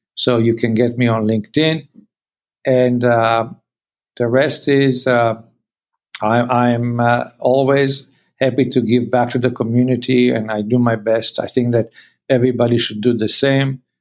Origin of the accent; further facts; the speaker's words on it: Canada; we are Canadian